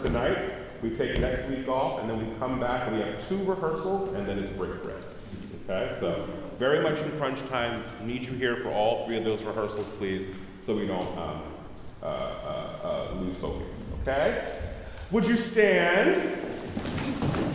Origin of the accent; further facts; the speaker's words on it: Philadelphia, Pennsylvania, United States; now in Oakland, United States; I'm from Philadelphia